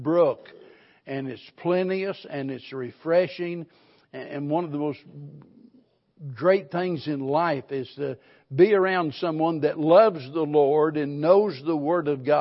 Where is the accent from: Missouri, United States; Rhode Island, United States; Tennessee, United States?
Missouri, United States; the Ozarks; being born and raised in the Ozarks